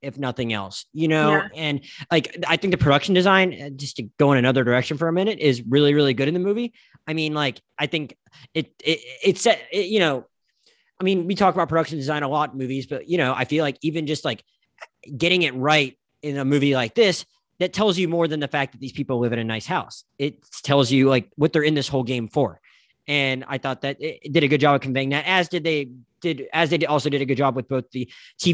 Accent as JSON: {"language": "English", "region": "the Panhandle of Florida", "country": "United States", "moved": "yes", "said": "I'm from the Panhandle of Florida"}